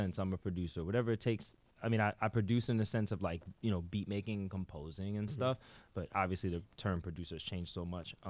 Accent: New York City, New York, United States; From the X. That's where I'm from.

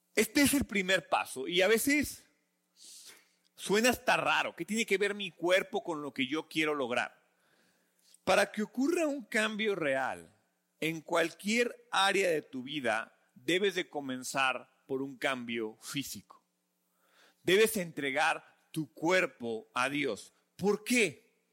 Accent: Mexico; como buenos mexicanos

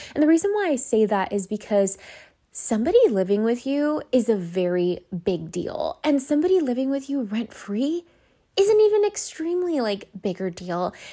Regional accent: Los Angeles, California, United States; I went to five different elementary schools 'cause I moved back from East L A to the Valley multiple times as a kid until we finally settled down in, um, Canoga Park

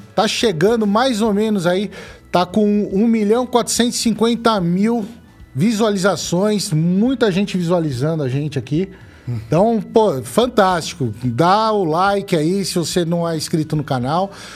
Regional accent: Brazil; eu sou, sou brasileiro

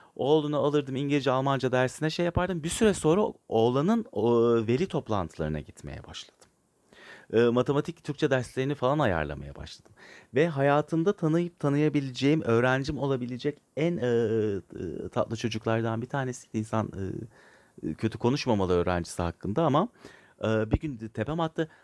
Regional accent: Turkey; ben Türk evladıyım. Allah aşkına, yani bu devlet beni okumuş, büyütmüş.

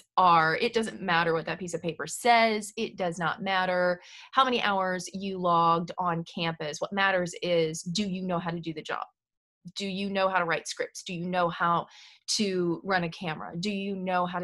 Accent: Southern Indiana, United States; moved away as an adult; now in Nashville, United States; I grew up in Southern Indiana

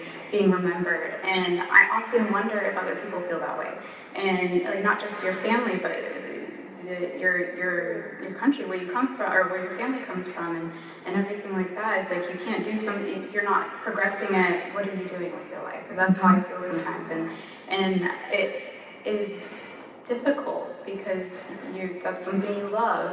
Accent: Los Angeles, California, United States; I'm a Chicana from Los Angeles

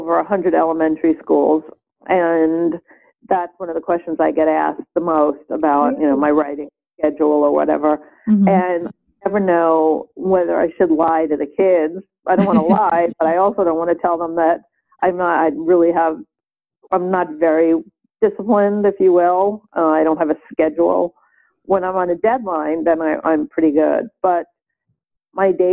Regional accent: New York City, New York, United States; I grew up in Brooklyn, New York

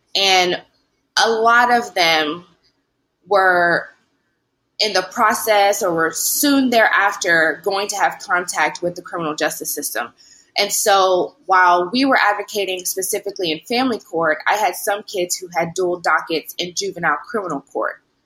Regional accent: Lewisburg, Tennessee, United States; moved away as an adult; also born or lived in Newark, New Jersey / Knoxville, Tennessee / Dallas, Texas / New York; now in Louisiana, United States; I'm originally from Jersey, from Newark, um, but I grew up in Lewisburg, Tennessee

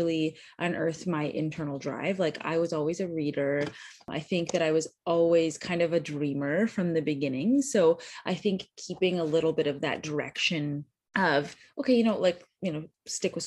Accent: just outside of Toronto, Ontario, Canada; moved away as an adult; now in United States; I am born and raised Canadian, so I grew up just outside of Toronto.

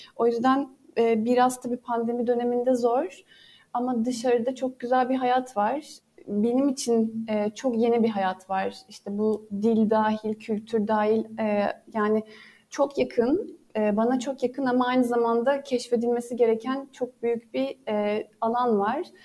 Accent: Bergama, İzmir, Turkey; ben Bergama doğumluyum ve hayatımın büyük e, çoğunluğunu Bergama'da geçirdim.

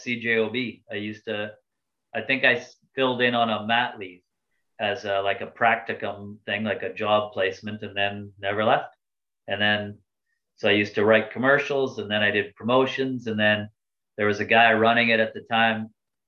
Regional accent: Cook's Creek, Manitoba, Canada; I'm from Cook's Creek, Manitoba, right? we don't even have a store anymore.

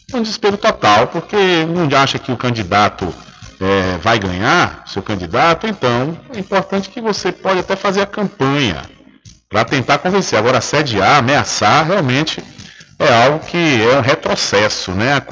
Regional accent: Brazil; nós somos brasileiros

